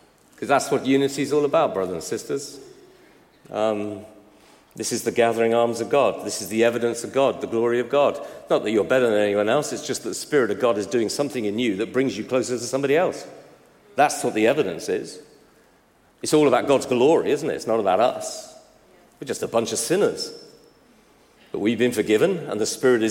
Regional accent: United Kingdom; I'm British

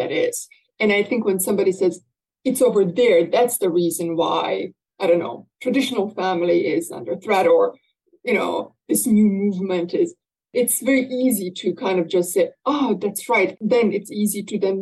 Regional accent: Bosnia & Herzegovina; moved away; I come from Bosnia and Herzegovina

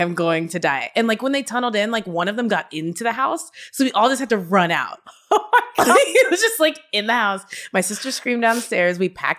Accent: Kentucky, United States; so yeah, I'm from Kentucky originally.

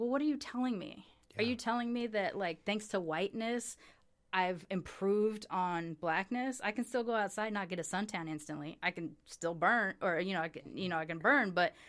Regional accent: Long Beach, California, United States; also born or lived in Sacramento; I'm originally from. Well, technically I was born in Sacramento, but I grew up in Long Beach.

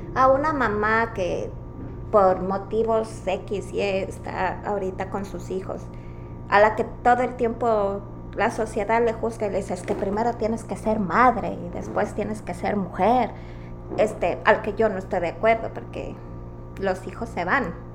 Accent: Quito, Pichincha, Ecuador; moved away; Las dos somos del Ecuador, somos de Quito

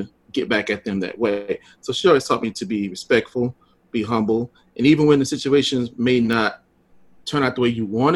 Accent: Louisville, Mississippi, United States; I grew up in Mississippi on a little small town

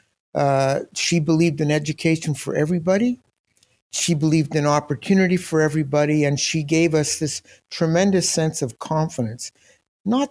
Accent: Toronto, Ontario, Canada; Anglo Toronto was in the 1950s. I grew up at that time

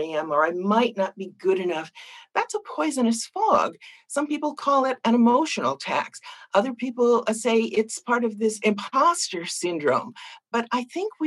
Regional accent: Boston, Massachusetts, United States; I grew up in Boston.

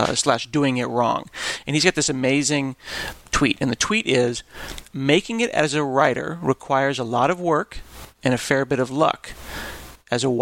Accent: Portland, United States; I'm from Portland, comma, Brooklyn

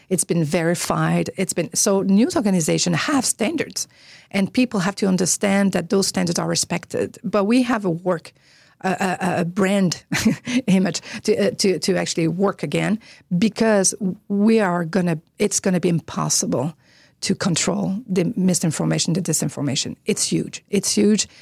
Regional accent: Quebec, Canada; English is a second language; moved away as an adult; also born or lived in Ottawa; I'm from Canada

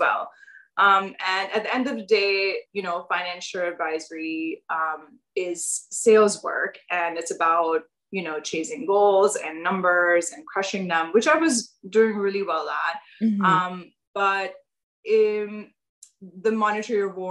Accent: Pakistan; moved away as an adult; now in United States; I'm from Pakistan. And I grew up there and moved to the US about 10 years ago.

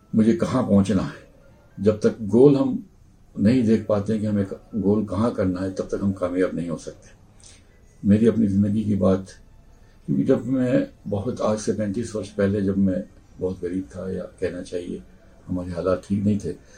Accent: Udaipur, Rajasthan, India; also born or lived in Saloda; यहाँ पर हल्दी घाटी के पास एक सलोदा गांव है हम लोग सलोदा गांव के रहने वाले हैं

